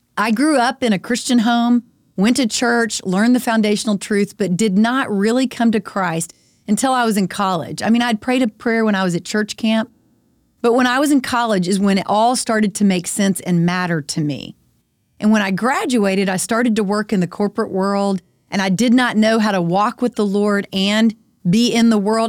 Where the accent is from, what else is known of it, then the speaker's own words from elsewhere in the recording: Friendswood, Texas, United States; We live in Friendswood. I'm a member of our school board because it's, um, important for me to be involved, and I love my hometown